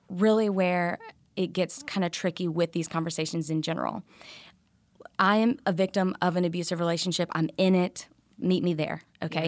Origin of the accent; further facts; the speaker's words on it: Louisiana, United States; I'm from Louisiana